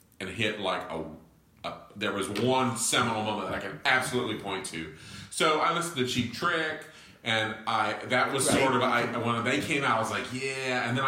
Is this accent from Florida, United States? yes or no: yes; Florida, United States; accent: southern twang; Know I've got a little southern twang. I'm from Central Florida. I'm a fifth generation native Floridian.